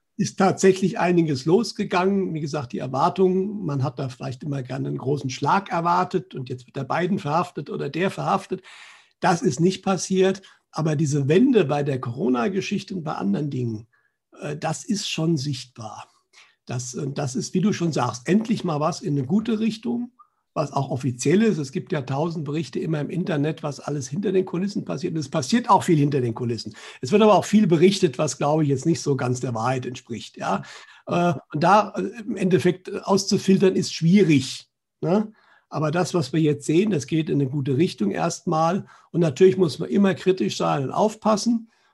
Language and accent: German; Germany; Bei uns in Deutschland